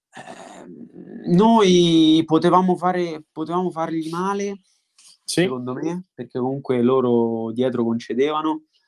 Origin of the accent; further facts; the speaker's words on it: Montalto di Castro, Lazio, Italy; ho giocato nella squadra del mio paese, io sono di Montalto di Castro